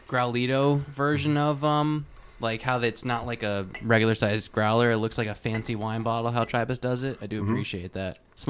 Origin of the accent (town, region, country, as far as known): Trumbull, Connecticut, United States; born or raised there; moved away as an adult; now in Shelton, United States